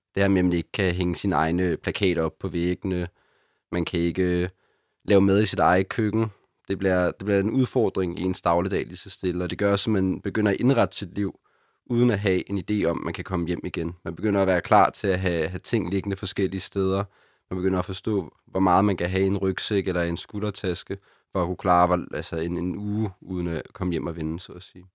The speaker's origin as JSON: {"language": "Danish", "town": "Copenhagen", "region": "Capital Region of Denmark", "country": "Denmark", "tie": "born or raised there", "said": "er født og opvokset i København, og min familie bor her faktisk stadig"}